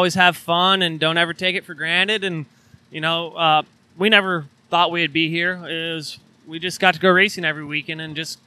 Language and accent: English; California, United States; moved away; we're originally from California